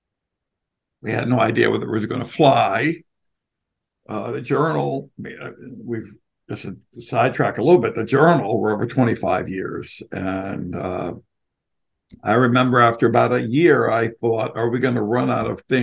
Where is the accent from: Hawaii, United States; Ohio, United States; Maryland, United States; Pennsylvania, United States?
Pennsylvania, United States; Philadelphia; I'm from Philly